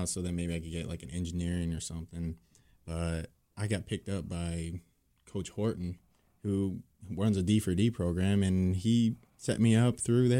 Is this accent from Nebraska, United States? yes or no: yes; Columbus, Nebraska, United States; moved away; I'm from Columbus, Nebraska.